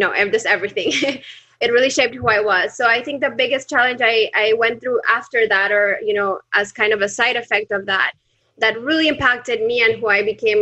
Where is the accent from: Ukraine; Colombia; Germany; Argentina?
Colombia; now in Panama; Now in Panama, but I'm originally from Colombia.